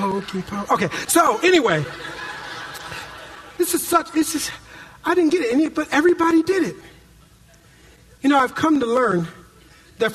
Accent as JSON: {"language": "English", "town": "Minneapolis", "region": "Minnesota", "country": "United States", "tie": "born or raised there", "moved": "yes", "lives_now": "California, United States", "said": "when I was a kid growing up in Minneapolis, Minnesota"}